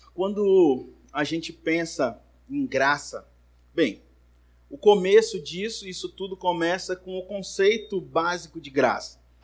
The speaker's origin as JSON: {"language": "Portuguese", "town": "Manaus", "region": "Amazonas", "country": "Brazil", "tie": "born or raised there", "said": "Cresci lá na primeira igreja batista de Manaus"}